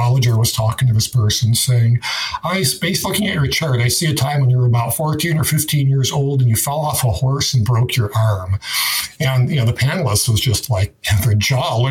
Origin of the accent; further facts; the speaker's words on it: Detroit, Michigan, United States; moved away; when I was growing up in Detroit